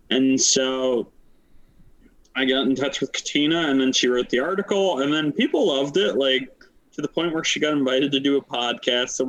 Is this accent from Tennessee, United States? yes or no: no; Pennsylvania, United States; moved away; I come from Pennsylvania, moved to Wisconsin.